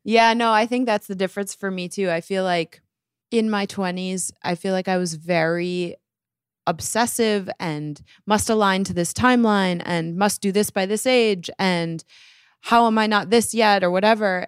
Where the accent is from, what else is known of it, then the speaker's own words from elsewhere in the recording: Bloomfield Hills, Michigan, United States; moved away as an adult; now in New York, United States; I grew up in Michigan